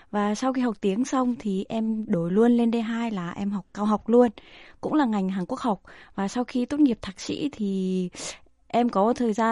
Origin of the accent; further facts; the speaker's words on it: Central Vietnam, Vietnam; also born or lived in Ho Chi Minh City; tại vì em là người miền Trung à.